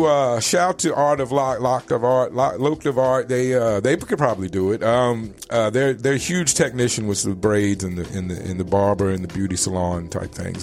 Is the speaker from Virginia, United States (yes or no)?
yes; Richmond, Virginia, United States; now in Phoenix, United States; growing up in Richmond, Virginia